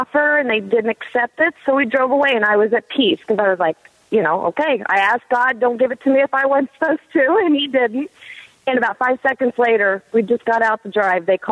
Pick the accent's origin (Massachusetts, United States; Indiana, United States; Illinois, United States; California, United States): Illinois, United States; I'm actually from the Midwest, from Illinois